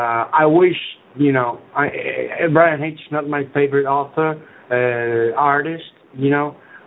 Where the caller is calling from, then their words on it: Spain; English is a second language; I'm calling from Spain